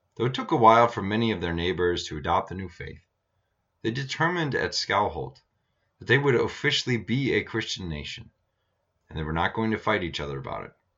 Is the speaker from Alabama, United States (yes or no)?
no; Iowa, United States; now in Montana, United States; having several overcast days growing up in Iowa